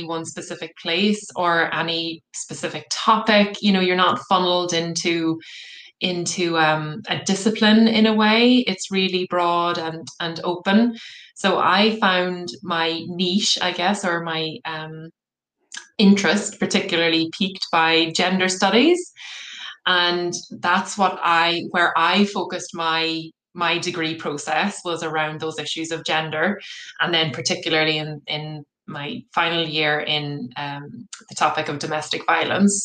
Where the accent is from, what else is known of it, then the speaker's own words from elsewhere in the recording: Cork, Munster, Ireland; moved away as an adult; also born or lived in Galway; I'm from Cork originally